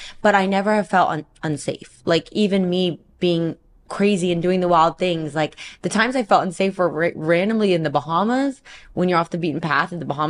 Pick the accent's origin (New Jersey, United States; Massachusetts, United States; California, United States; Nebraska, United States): California, United States; Central; moved away as an adult; also born or lived in Puerto Rico; now in Florida, United States; I'm from Central California